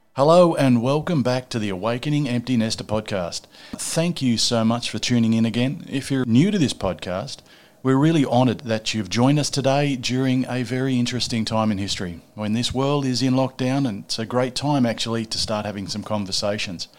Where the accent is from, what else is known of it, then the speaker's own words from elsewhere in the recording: Newcastle, New South Wales, Australia; my hometown of Newcastle in New South Wales in Australia.